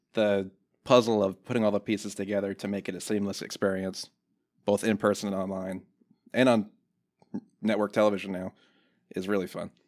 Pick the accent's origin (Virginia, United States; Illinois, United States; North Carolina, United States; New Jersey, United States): Virginia, United States; Newport News; now in Lynchburg, United States; I grew up in Newport News